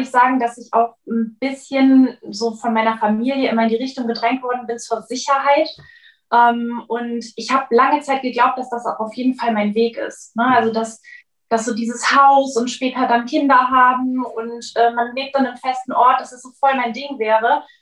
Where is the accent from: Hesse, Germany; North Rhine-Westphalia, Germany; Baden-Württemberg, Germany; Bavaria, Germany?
North Rhine-Westphalia, Germany; Cologne; falls ich es noch nicht gesagt habe, ich komme aus Köln.